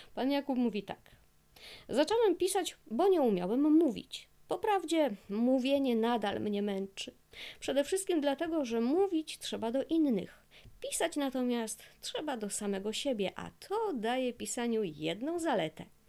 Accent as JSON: {"language": "Polish", "region": "Silesian Voivodeship", "country": "Poland", "said": "ja jestem ze Śląska, mieszkam na Śląsku już wiele lat"}